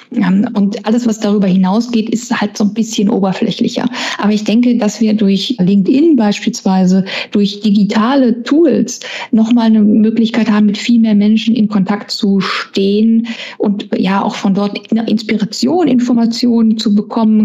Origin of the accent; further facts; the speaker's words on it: Essen, North Rhine-Westphalia, Germany; ein Kind des Ruhrgebiets, ich bin ja in Essen geboren und aufgewachsen